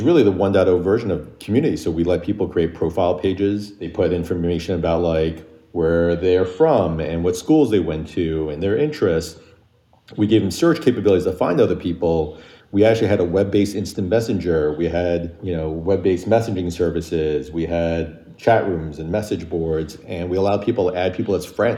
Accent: New York, United States; also born or lived in Michigan; I was born and raised in New York

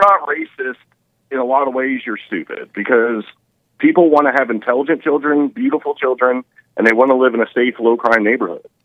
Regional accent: United States; now in Kentucky, United States; I'm from America.

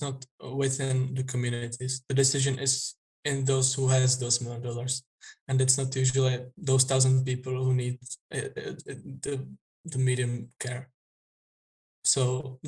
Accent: Czechia; I'm from Czech Republic. It's in the heart of Europe.

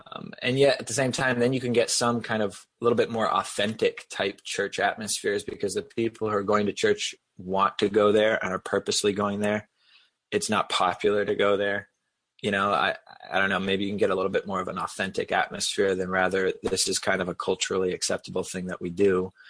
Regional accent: New Hampshire, United States; also born or lived in Boston area / South Carolina; I grew up in New Hampshire

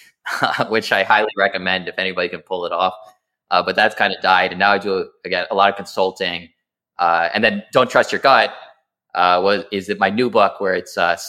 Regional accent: Alpine, New Jersey, United States; I grew up in New Jersey, Alpine, New Jersey

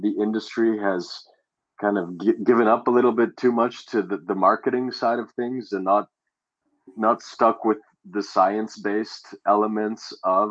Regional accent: Canada; Growing up in Canada, we don't get much sun during the winter

